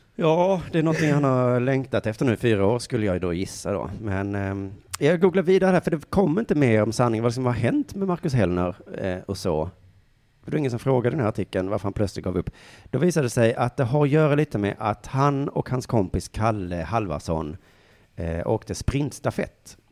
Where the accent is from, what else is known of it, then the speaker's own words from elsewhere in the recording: Sweden; dig och mig som är svenskar